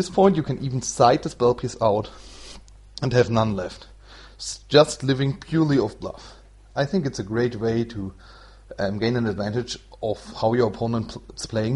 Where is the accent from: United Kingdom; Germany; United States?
Germany; English is a second language; I'm from Germany, so it's not my mother tongue.